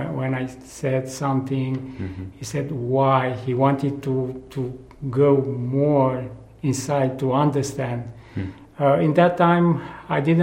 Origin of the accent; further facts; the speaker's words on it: Romania; also born or lived in Timișoara; now in Brașov, Romania; I'm from Romania, and I am a missionary with Hardcry